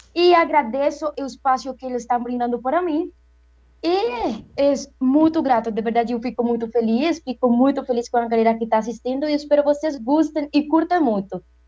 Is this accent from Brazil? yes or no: no; Cartago, Valle del Cauca, Colombia; Portuguese is a second language; eu sou colombiana, é, moro em Cartago Valle